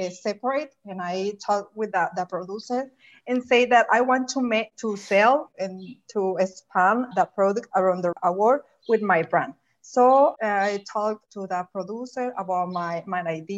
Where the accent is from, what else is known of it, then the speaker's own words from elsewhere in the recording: Ures, Sonora, Mexico; English is a second language; moved away as an adult; also born or lived in Mexico City; my hometown, Urez